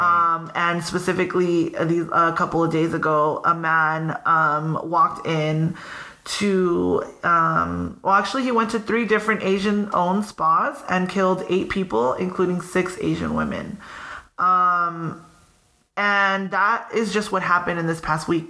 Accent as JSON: {"language": "English", "town": "Pico Rivera", "region": "California", "country": "United States", "said": "where are you from?\" And I'm like, \"Pico"}